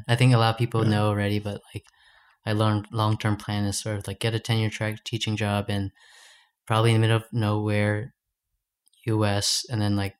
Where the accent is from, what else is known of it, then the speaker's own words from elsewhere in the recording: United States; I have the privilege of being American, so mm-hmm. I can't apply for these jobs.